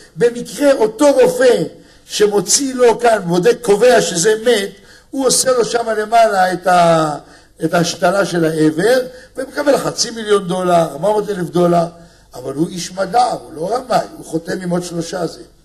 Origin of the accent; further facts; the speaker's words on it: Israel; אני בא מארץ של זחוק, של פלאפל